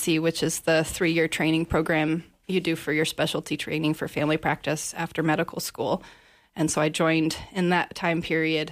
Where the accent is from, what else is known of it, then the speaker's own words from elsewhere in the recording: San Antonio, Texas, United States; moved away as an adult; also born or lived in Maine; now in Montana, United States; I grew up in urban San Antonio, went to med school in North Texas